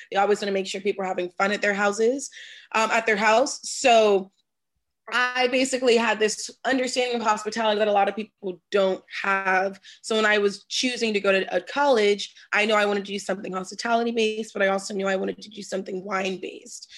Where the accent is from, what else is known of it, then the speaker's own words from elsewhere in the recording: Washington, District of Columbia, United States; moved away as an adult; now in California, United States; I'm a first generation native of Washington, D.C. So I grew up in Northwest.